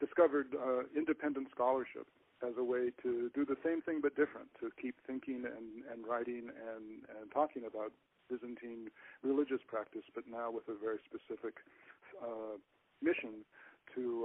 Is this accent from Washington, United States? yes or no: yes; Seattle, Washington, United States; that was the church nearest to us where I was growing up in Seattle